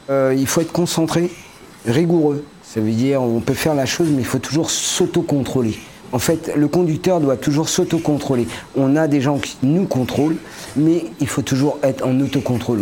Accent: Paris region, Île-de-France, France; moved away as an adult; now in Morbihan, France

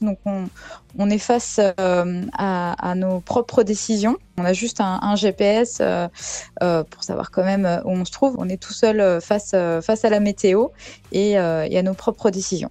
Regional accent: Saint-Malo, Brittany, France; also born or lived in New Caledonia; now in Pont-Aven, France; J'ai grandi à Saint-Malo

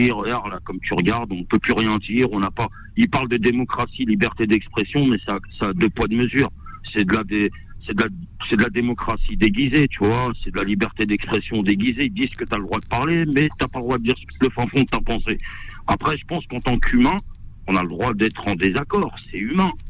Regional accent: France; je sens que j'ai pas ma place euh, en tant que Français

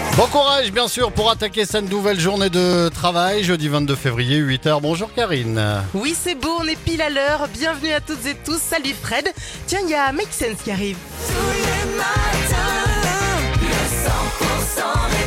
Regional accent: Northern Catalonia, Occitania, France; revenir ici au pays, ben, de retrouver un peu de chez nous

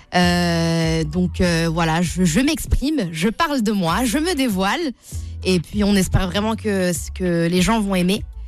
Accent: Sarcelles, Île-de-France, France; also born or lived in Paris; je suis née à Paris, j'ai grandi à Sarcelles, pour ceux qui connaissent, dans le 95.

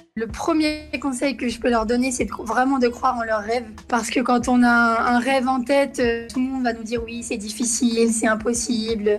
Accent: Lyon, Auvergne-Rhône-Alpes, France; je suis née ici à Lyon.

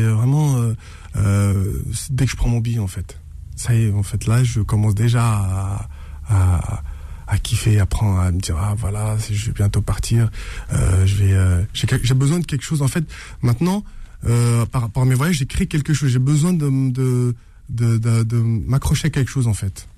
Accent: Saint-Ouen, Île-de-France, France; J'ai grandi à Saint-Ouen.

